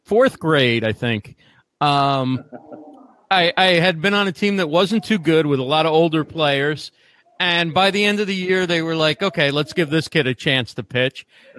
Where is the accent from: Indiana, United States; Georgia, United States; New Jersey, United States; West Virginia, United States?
New Jersey, United States; Westfield; I grew up in New Jersey in Westfield